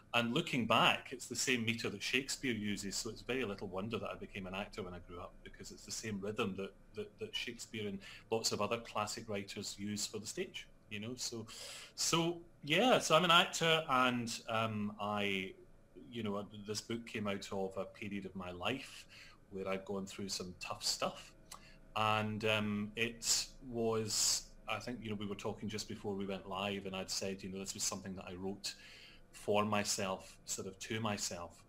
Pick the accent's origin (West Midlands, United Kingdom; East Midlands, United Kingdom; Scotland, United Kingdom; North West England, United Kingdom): Scotland, United Kingdom; also born or lived in London; I'm Scottish